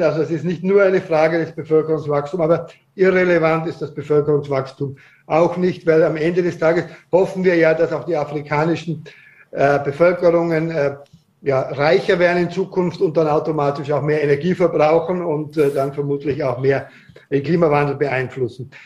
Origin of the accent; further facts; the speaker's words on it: Austria; bei uns in Österreich